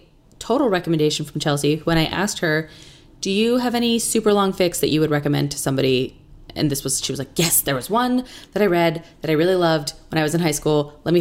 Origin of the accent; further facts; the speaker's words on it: Ireland; even though I am Irish